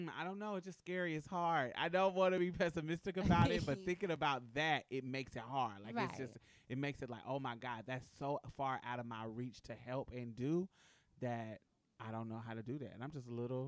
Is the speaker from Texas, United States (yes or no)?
yes; Houston, Texas, United States; I'm from Houston. I'm from the Galleria area in Houston